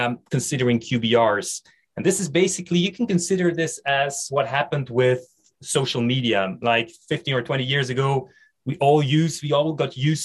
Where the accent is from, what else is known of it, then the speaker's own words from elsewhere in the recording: Belgium; English is a second language; Bilingual, I speak French and Dutch. I come from Belgium